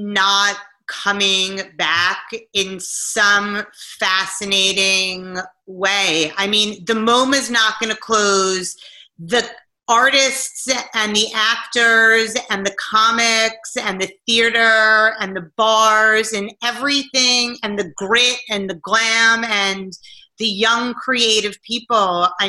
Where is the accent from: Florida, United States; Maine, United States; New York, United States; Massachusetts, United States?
New York, United States; New York City; I was born in New York and I've lived in New York on and off my entire life.